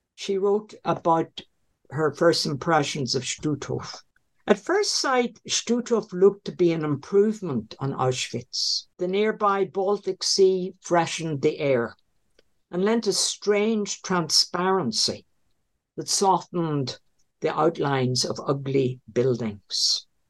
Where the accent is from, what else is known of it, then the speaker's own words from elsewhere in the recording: Northern Ireland, United Kingdom; moved away; the home I was brought up in in Northern Ireland